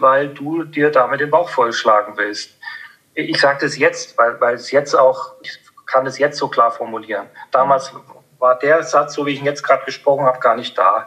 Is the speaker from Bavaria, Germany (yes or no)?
yes; Upper Franconia, Bavaria, Germany; ich bin in, in, in, in Oberfranken aufgewachsen